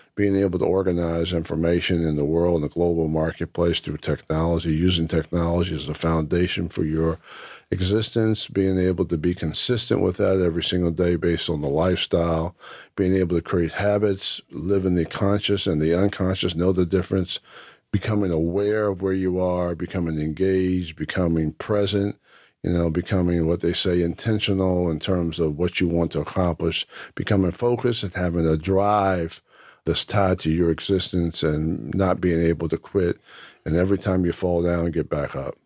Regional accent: Whitesboro, New Jersey, United States; also born or lived in Lake Waccamaw, North Carolina; the early, uh, years of growing up in Whitesboro

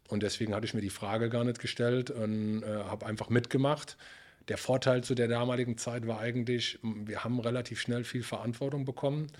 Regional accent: Beulich, Rhineland-Palatinate, Germany; Ich komme aus dem Hunsrück äh, in der Nähe von Emmelshausen, aus dem kleinen Ort in Beulich

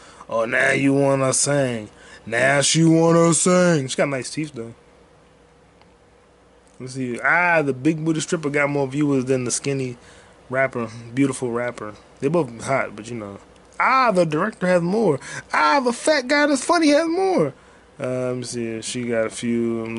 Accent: Atlanta, Georgia, United States; Yeah, I'm from Atlanta. … where the players play.

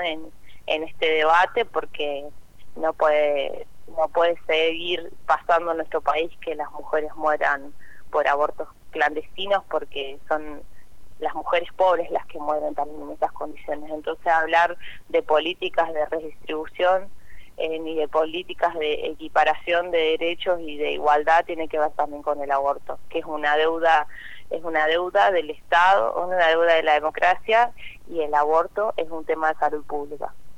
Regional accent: Santa Fe, Argentina; soy de la ciudad de Santa Fe

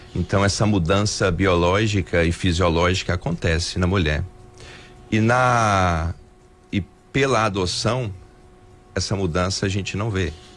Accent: Montes Claros, Minas Gerais, Brazil; moved away as an adult; now in Belo Horizonte, Brazil; eu sou natural aqui de Montes Claros, uhum. né? Eu nasci aqui, fui criado aqui em Montes Claros

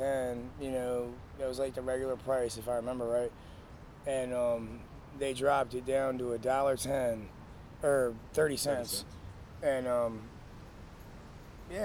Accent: Maryland, United States; also born or lived in Beckley, West Virginia; I was born in Beckley, West Virginia. Okay. And I lived there for a short while, and my family moved up to Maryland, and I've lived here for, you know, damn near my whole life

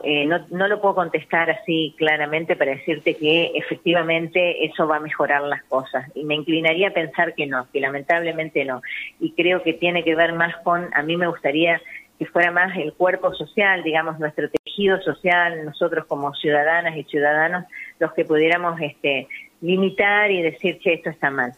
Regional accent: Argentina; todos los argentinos y las argentinas

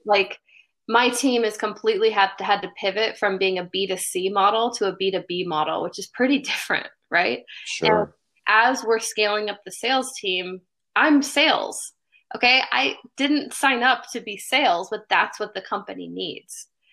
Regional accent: Bellevue, Washington, United States; also born or lived in Seattle; I grew up in Bellevue

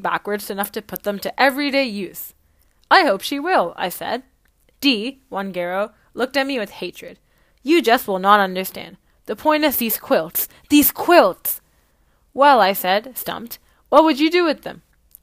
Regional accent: Canada; As an Indian Canadian

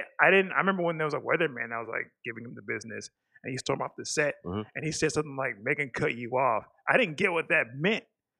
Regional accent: Nigeria; I come from Nigeria where everyone is black

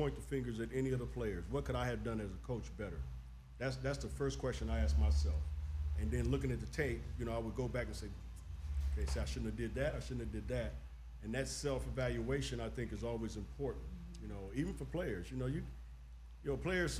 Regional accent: Inglewood, California, United States; I'm from Inglewood

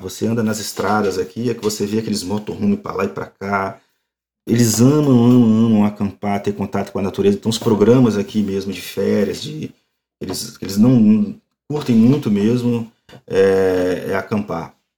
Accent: Brazil; moved away as an adult; now in Montreal, Canada; nunca vou deixar de ser brasileiro

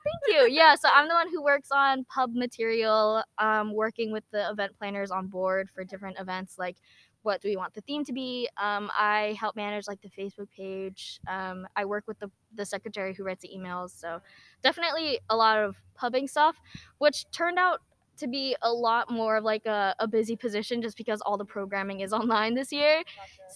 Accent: New Jersey, United States; I was born and raised in New Jersey

